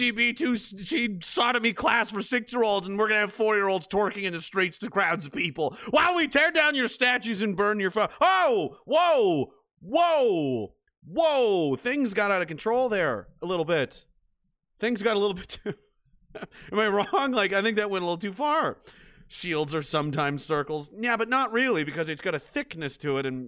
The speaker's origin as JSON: {"language": "English", "country": "Canada", "said": "I'm Canadian and I'm in Canada"}